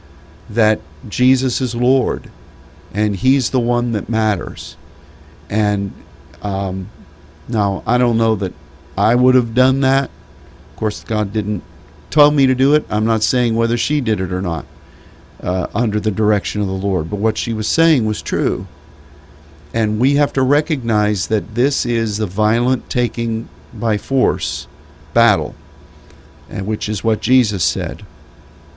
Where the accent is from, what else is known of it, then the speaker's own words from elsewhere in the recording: United States; as an American